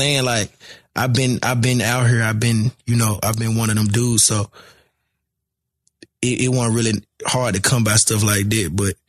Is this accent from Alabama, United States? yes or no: no; Memphis, Tennessee, United States; I'm from Memphis.